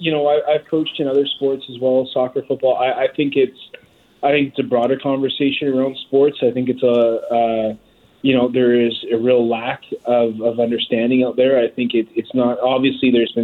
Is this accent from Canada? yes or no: yes; Surrey, British Columbia, Canada; I grew up playing in Surrey with a number of kids and still friends.